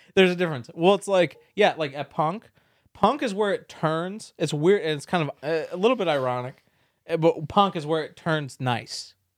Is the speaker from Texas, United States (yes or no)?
no; San Diego, California, United States; moved away; being a Californian